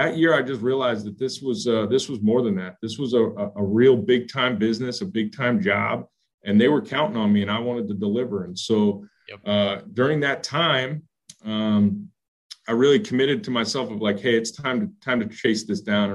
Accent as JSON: {"language": "English", "town": "Philadelphia", "region": "Pennsylvania", "country": "United States", "tie": "born or raised there", "also_born_or_lived": "Indiana", "moved": "yes", "said": "I grew up in Philadelphia"}